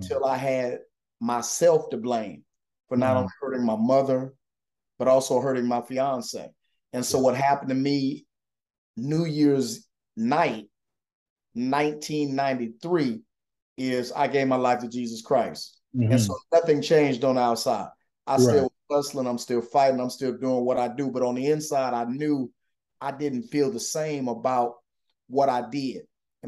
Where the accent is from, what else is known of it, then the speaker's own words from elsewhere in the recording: Atlanta, Georgia, United States; moved away as an adult; also born or lived in Freeport, Illinois / Texas; I was born in Freeport, Illinois, spent the majority of my life in Atlanta, Georgia.